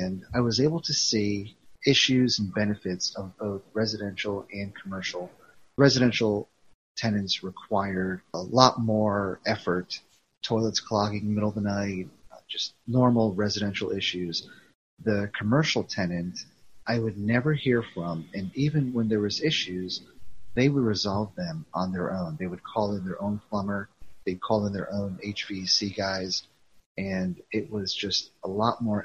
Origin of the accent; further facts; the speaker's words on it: New Jersey, United States; moved away as an adult; also born or lived in Indiana; now in Cincinnati, United States; I'm from New Jersey originally, went to school in Indiana, got a IT job